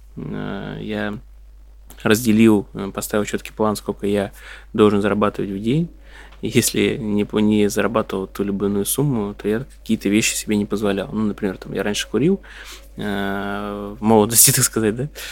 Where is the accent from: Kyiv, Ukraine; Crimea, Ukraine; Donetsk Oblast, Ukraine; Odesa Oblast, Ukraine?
Odesa Oblast, Ukraine; Odesa; moved away; also born or lived in Dnipropetrovsk; я вообще родился в Днепропетровске, вырос, э, в Одессе.